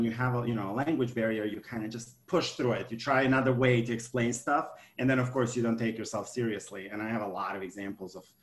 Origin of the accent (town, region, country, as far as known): Montenegro; now in United States